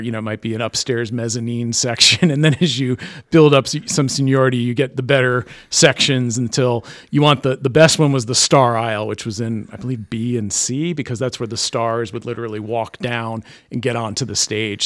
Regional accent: East Greenwich, Rhode Island, United States; growing up in East Greenwich

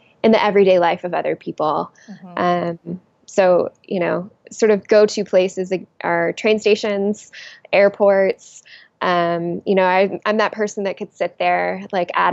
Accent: the South, United States; moved away; I'm originally from the South, so I will forever be a Southern exile unless I happen to go back

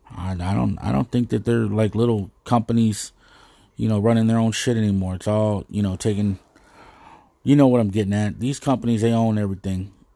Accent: United States; as an American

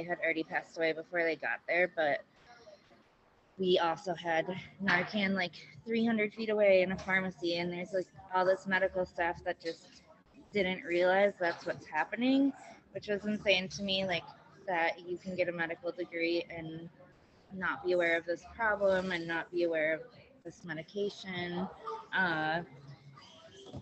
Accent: Milwaukee, Wisconsin, United States; also born or lived in Detroit area, Michigan; moved here when I was younger, so I've lived most of my life here. Live in River West

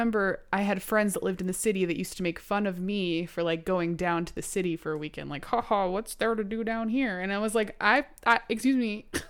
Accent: Manhattan, New York, United States; born there; I was born in Manhattan.

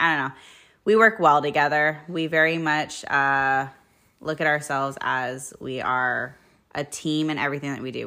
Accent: United States; as an American

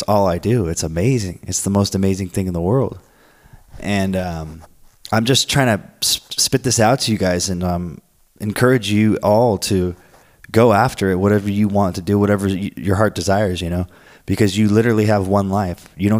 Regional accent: Florence, Oregon, United States; also born or lived in Portland, Oregon; now in San Diego, United States; I came from a small city in Florence, Oregon. Well, I came from Portland to here, Portland, Oregon. Still, I was there for a year, and Portland's not that big. So here I am in San Diego

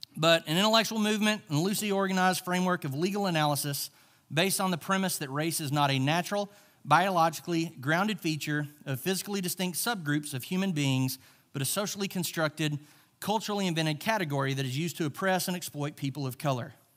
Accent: Charleston, Arkansas, United States; I grew up in the South. I grew up, uh, in Charleston, Arkansas

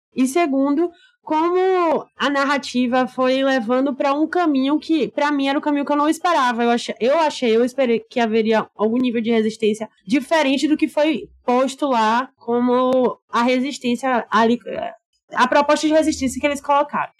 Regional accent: Salvador, Bahia, Brazil; a gente, eu e Alexandre, somos baianos, soteropolitanos

